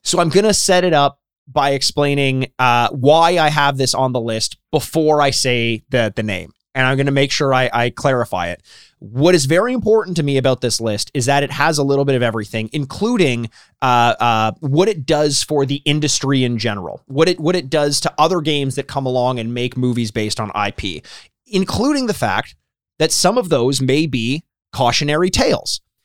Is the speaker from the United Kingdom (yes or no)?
no; Canada; I am Canadian